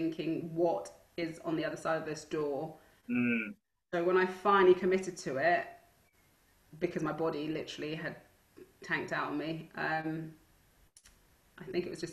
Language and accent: English; Stonebridge, London, United Kingdom; where I grew up in Stonebridge